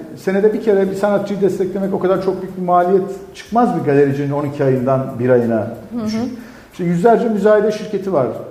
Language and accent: Turkish; Elazığ, Elazığ Province, Turkey; moved away; ben Elazığlıyım